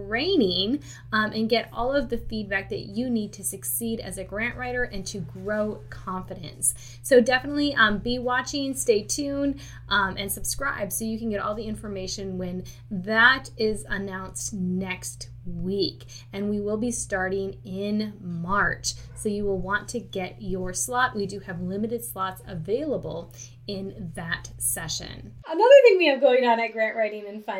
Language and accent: English; Michigan, United States; moved away; I'm actually originally from Michigan